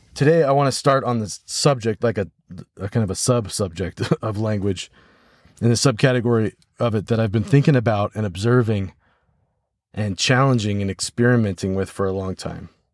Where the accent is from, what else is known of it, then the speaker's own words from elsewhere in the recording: United States; first language English; my first language, obviously, is American English, and my second language is French